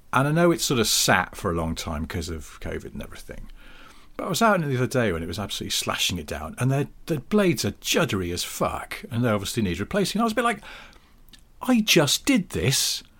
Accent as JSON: {"language": "English", "country": "United Kingdom", "said": "we're British"}